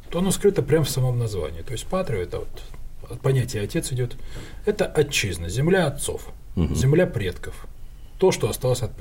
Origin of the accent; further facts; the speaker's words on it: Khabarovsk, Khabarovsk Krai, Russia; born there; also born or lived in Kharkiv, Ukraine / Petropavl, Kazakhstan / Ganja, Azerbaijan; То есть я жил в Харькове, я родился в Хабаровске, я жил, кстати, в Северном Казахстане, это вот э, Петропавловск казахский, жил в Кировабаде, это нынешняя Гянджа.